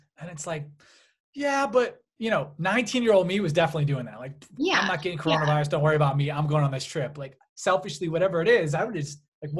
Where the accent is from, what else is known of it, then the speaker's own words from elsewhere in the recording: Cleveland, Ohio, United States; moved away; also born or lived in Charlotte; When we lived in Charlotte, and you know, we're from Cleveland, so we go back to Cleveland for the holidays